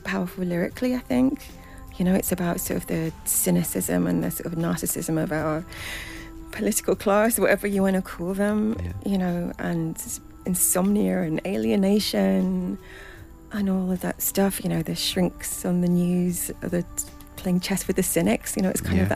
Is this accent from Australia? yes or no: no; Gants Hill, London, United Kingdom; I grew up in a place called Gants Hill in Essex